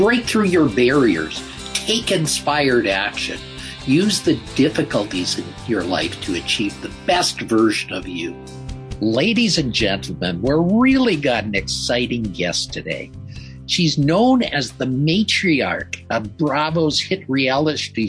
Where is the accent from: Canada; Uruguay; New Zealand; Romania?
Canada; I'm a Canadian. I'm a white Canadian.